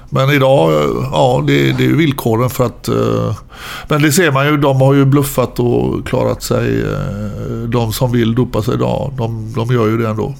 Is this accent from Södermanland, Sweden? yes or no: no; Gothenburg, Västra Götaland, Sweden; jag är uppväxt ute i Frölunda